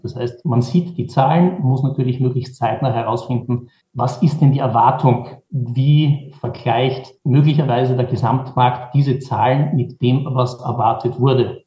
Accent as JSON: {"language": "German", "region": "Vienna", "country": "Austria", "tie": "born or raised there", "said": "Ich bin geboren in Wien, habe in Wien an der Wirtschaftsuniversität studiert"}